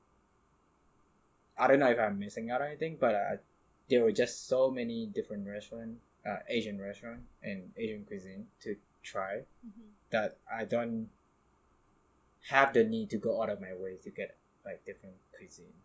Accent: Indonesia; moved away; I'm from Indonesia

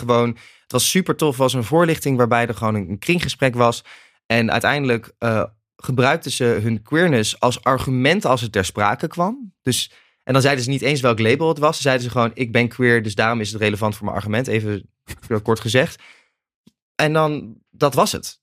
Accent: Nijmegen, Gelderland, Netherlands; Ik kom uit Nijmegen en ik ging ook in Nijmegen studeren in het eerste jaar

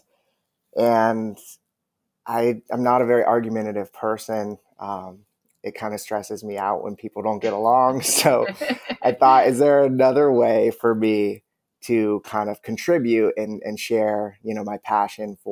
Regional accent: Southern California, United States; moved away as an adult; now in New Orleans, United States; I moved to New Orleans from Southern California in 2010 to go to law school at Tulane

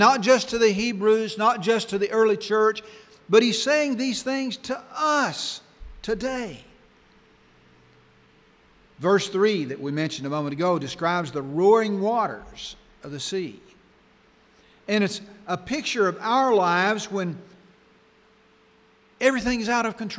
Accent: Arkansas, United States; When I was growing up in Arkansas

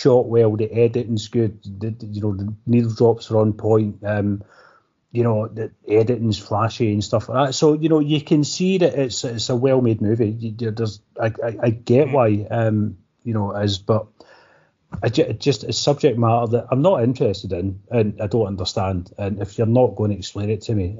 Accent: Scotland, United Kingdom; we're Scottish

